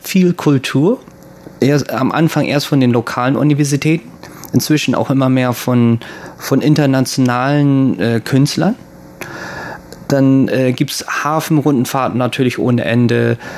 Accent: Bremen, Germany; moved away; also born or lived in Japan; ich komme ja aus Bremen

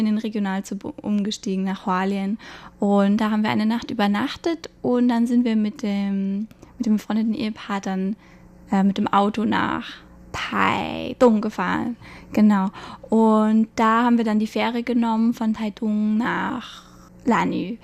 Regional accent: Munich, Bavaria, Germany; moved away as an adult; now in Taipei, Taiwan; ich komme aus München

